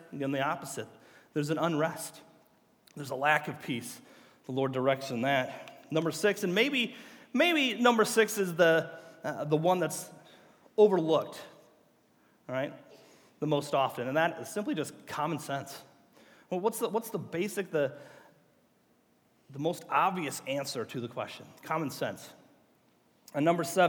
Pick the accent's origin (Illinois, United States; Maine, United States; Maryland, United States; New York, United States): Illinois, United States; Groveland; moved away as an adult; also born or lived in Iowa; This is my hometown. I was born and raised in Groveland.